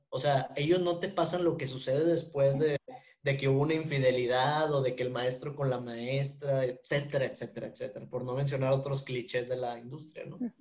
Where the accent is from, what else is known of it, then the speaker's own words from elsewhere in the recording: Monterrey, Nuevo León, Mexico; soy regio